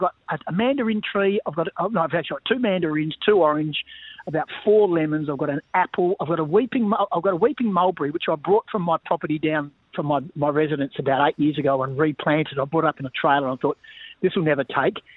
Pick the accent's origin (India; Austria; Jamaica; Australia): Australia; Bunbury, Western Australia; also born or lived in Melbourne; I was born in Bunbury in the south, so a couple of hours south of of, Perth